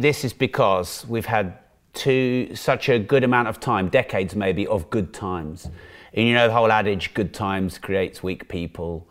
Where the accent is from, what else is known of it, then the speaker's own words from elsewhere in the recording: United Kingdom; Being a Brit